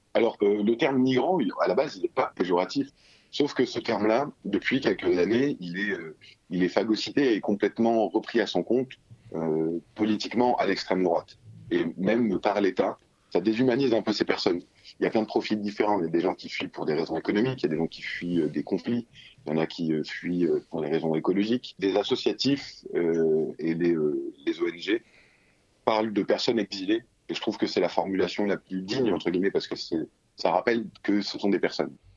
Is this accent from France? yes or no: yes; France; c'est le pays où je suis né, où ma famille est arrivée il y a quelques décennies